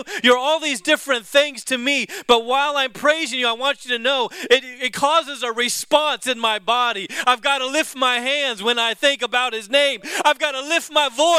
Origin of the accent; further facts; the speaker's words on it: the South, United States; I'm from the South. Whenever I say guitar, it kind of comes out guitar.